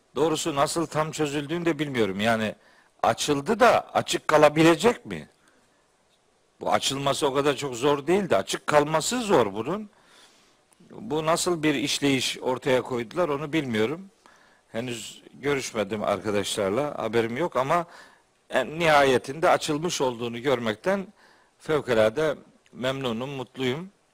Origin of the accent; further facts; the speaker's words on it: Trabzon, Turkey; bir Trabzonlu olarak